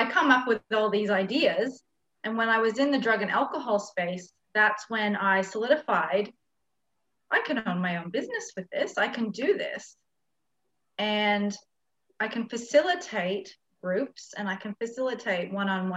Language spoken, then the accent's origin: English; Canada; moved away as an adult; now in Australia; I'm from another country. I'm from Canada, and I moved to Australia when I was 19